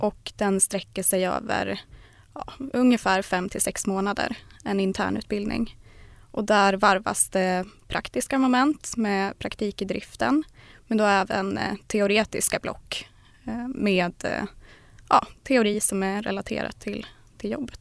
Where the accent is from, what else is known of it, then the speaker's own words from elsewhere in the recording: southern Norrland, Sweden; södra Norrland där jag kommer ifrån.